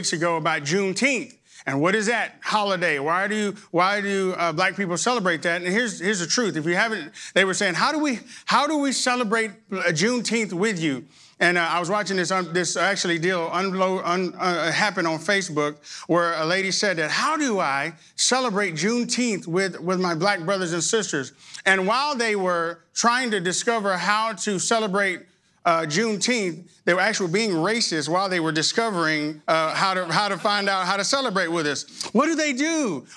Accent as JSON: {"language": "English", "region": "Arkansas", "country": "United States", "tie": "born or raised there", "moved": "yes", "lives_now": "Texas, United States", "said": "I absolutely was born in Texas. I was raised in Arkansas, but I got back to Texas as soon as I could"}